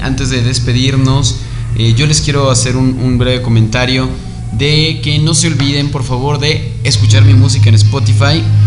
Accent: Mexico; como mexicanos es que creemos

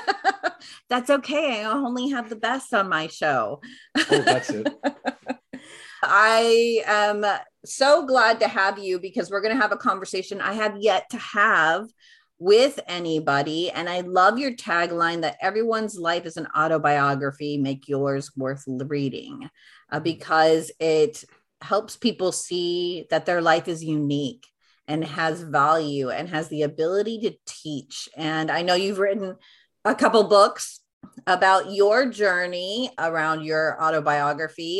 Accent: United States; having being a first generation in America

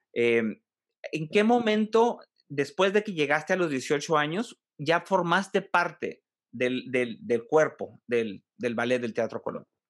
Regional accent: Monterrey, Nuevo León, Mexico; also born or lived in Mexico City; Yo soy de, Monterrey, pero viví allá cinco años

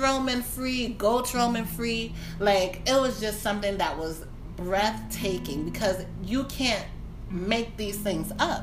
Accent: Detroit, Michigan, United States; now in Maryland, United States; I grew up in Detroit

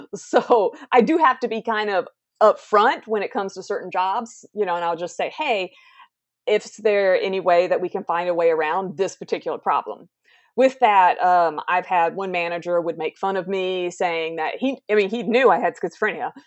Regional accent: South Carolina, United States; I am from South Carolina, the United States, which is where I'm at now.

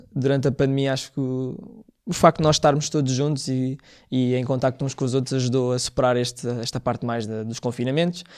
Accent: Mões, Viseu, Portugal; moved away; foi na minha terra

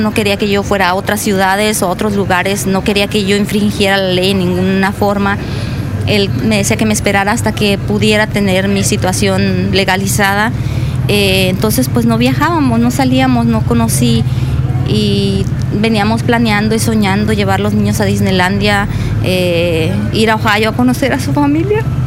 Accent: Mexico; moved away as an adult; also born or lived in California; now in Los Cabos, Mexico; mi país

